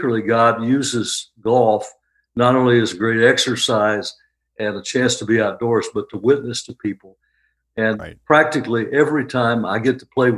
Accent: Phoenix, Arizona, United States; also born or lived in Mississippi; now in Charlotte, United States; I grew up in Phoenix, Arizona. And when I was a little boy in Mississippi, before we moved to the desert

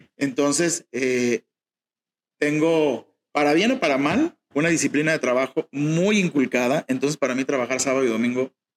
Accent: Mexico; somos mexicanos, crecí escuchando mariachi

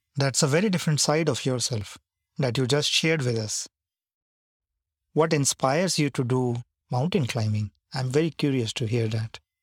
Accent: India; when you're growing up in India

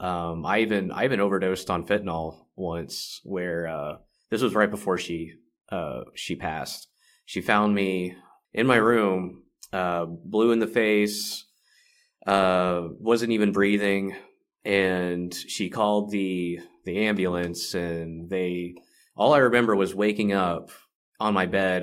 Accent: Carrollton, Texas, United States; also born or lived in Dallas, Texas; I come from Dallas, Texas, uh, grew up in Carrollton.

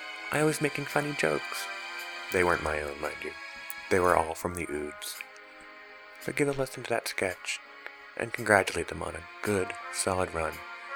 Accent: United States; they figured why not give it to the stupid American who's visiting.

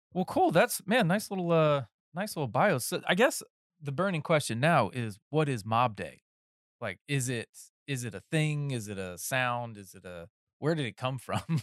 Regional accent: North Carolina, United States; moved away; I'm from North Carolina originally

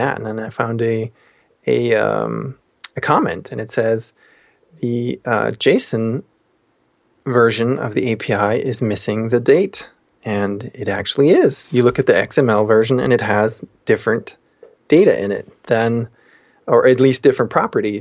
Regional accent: Austria; moved away; Austria, my hometown country

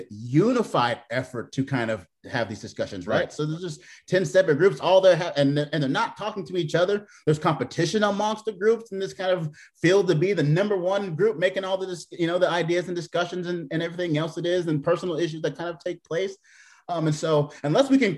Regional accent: Portland, Oregon, United States; moved away as an adult; also born or lived in Seattle; now in Columbia, United States; I'm from Portland, Oregon

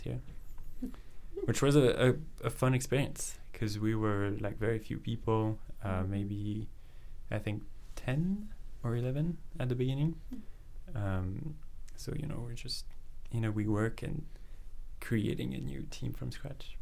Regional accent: France; moved away as an adult; now in Vancouver, Canada; I grew up in France. Um, I spent um, you know the first part of my life there around Paris, moved a little bit around

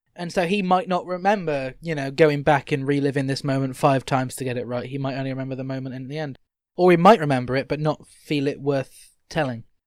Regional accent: United Kingdom

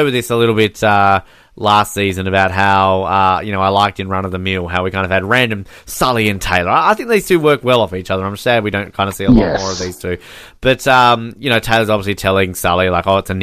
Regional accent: Australia; As an Australian

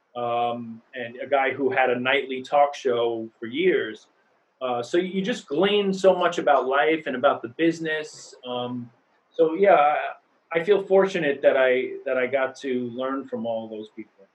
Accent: New York City, New York, United States; I grew up in New York, mm-hmm. in Queens. Uh, I didn't move here

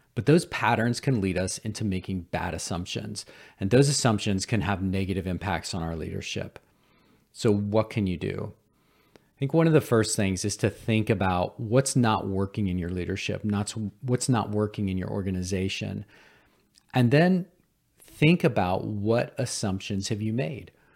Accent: Cullowhee, North Carolina, United States; Western Carolina University in my hometown of Culwee, North Carolina

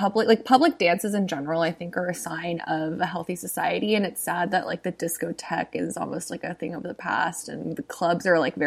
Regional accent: South Texas, United States; I'm from, like, a weirder part of Texas. Like, I'm sure, it's like, I'm from South Texas, and Texas is, like, huge.

